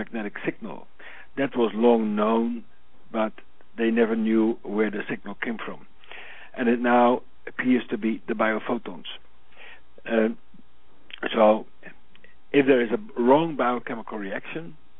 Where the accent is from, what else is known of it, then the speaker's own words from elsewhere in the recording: Netherlands; born in the Netherlands on Christmas Day